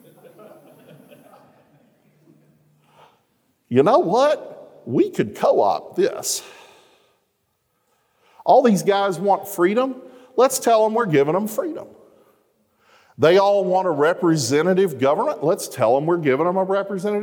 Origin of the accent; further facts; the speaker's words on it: Arkansas, United States; I'm from Arkansas